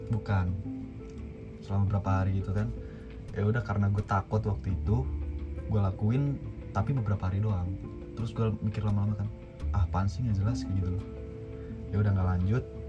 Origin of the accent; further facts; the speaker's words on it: Padang, West Sumatra, Indonesia; moved away; also born or lived in Solo; gue dari kecil dari gue kecil di Padang